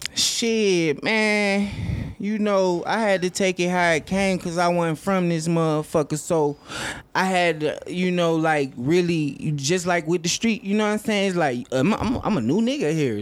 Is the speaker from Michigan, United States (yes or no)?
yes; Lansing, Michigan, United States; also born or lived in Atlanta, Georgia; I grew up there